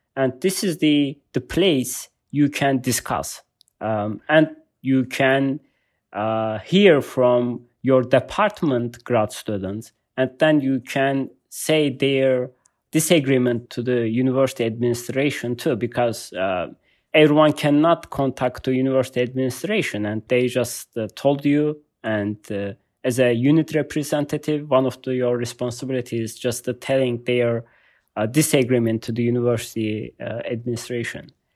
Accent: Malatya, Turkey; English is a second language; moved away as an adult; now in United States; I was born in Turkey. It's, I can say, uh, my city in the middle of Turkey, uh, called Malatya

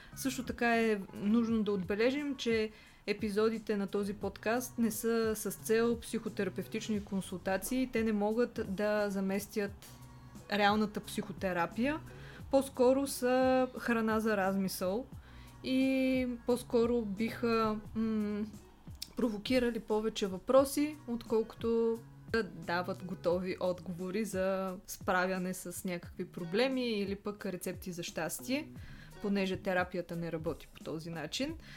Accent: Plovdiv, Plovdiv Province, Bulgaria; now in Sofia, Bulgaria; аз съм от Пловдив, но от много дълго време живея в София

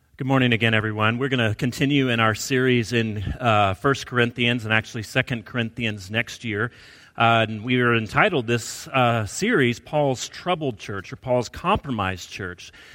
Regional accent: Alabama, United States; I grew up in Alabama

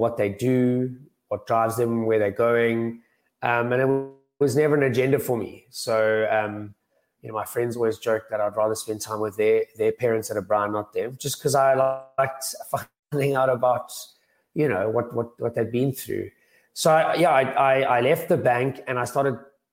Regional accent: Cape Town, Western Cape, South Africa; moved away as an adult; also born or lived in Johannesburg; I'm from Cape Town originally

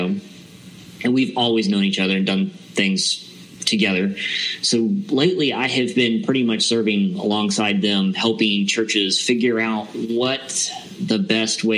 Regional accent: Loganville, Georgia, United States; I'm actually from a little town east of Atlanta called Loganville.

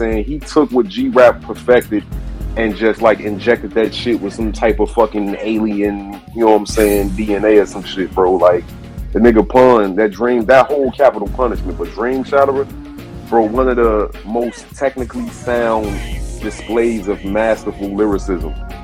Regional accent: Chicago, Illinois, United States; I'm from the crib, I'm from Chicago

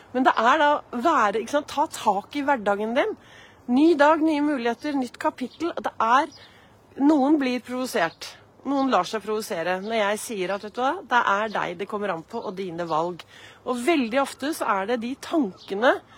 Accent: Oslo, Norway; Jeg gikk så mye i Frognerparken

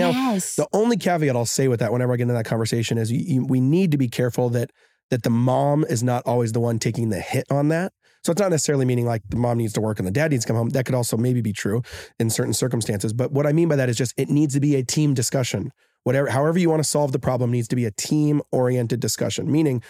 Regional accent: Seattle, Washington, United States; now in Hawaii, United States; We're all from Seattle. We're all from Seattle.

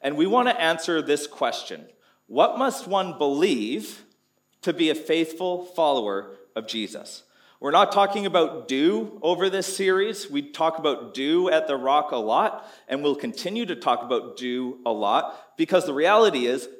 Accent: Canada; moved away as an adult; now in Townsville, Australia; Growing up in Canada, every winter there was snow

